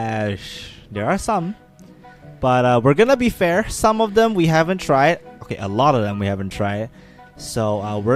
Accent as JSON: {"language": "English", "country": "Malaysia", "said": "We're two Malaysian friends"}